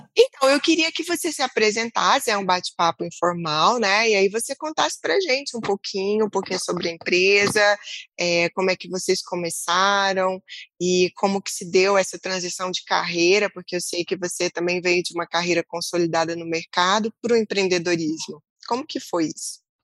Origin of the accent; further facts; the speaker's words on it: Brazil; Como brasileiras